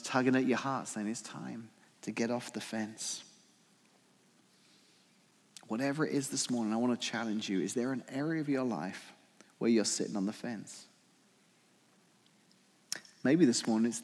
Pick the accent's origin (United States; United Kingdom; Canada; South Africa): United Kingdom; England; moved away; I'm English